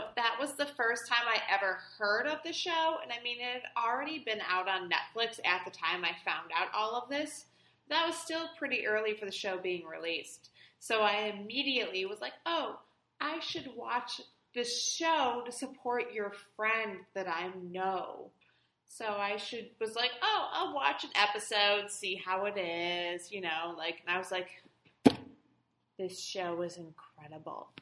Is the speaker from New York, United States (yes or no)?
no; Detroit, Michigan, United States; I'm from Detroit